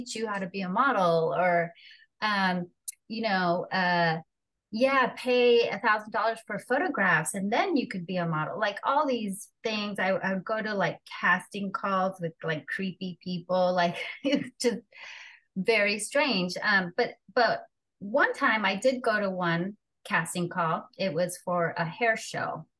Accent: Los Angeles, California, United States; accent: Mexican; first language Spanish; English is a second language; was born and raised in Los Angeles

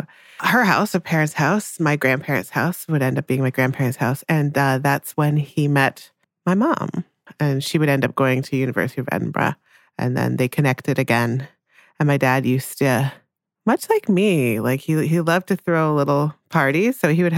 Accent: Jamaica; born there; I was born in Jamaica.

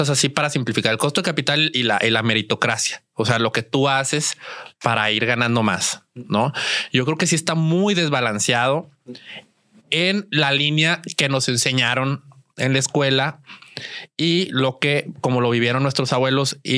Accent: Saltillo, Coahuila, Mexico; yo soy, yo soy de, de Saltillo.

